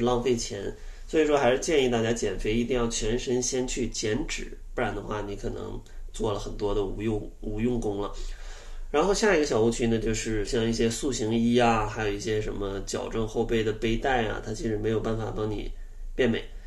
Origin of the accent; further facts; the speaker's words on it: Northeast China, China; 我是个东北人，呃，小时候吃的真的是挺重口的